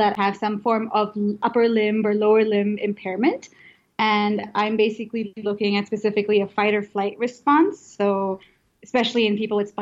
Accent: Indonesia; moved away; I am from Indonesia

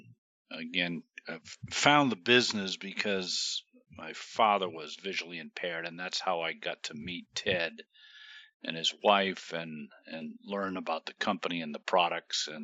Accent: Florida, United States; I'm from Florida

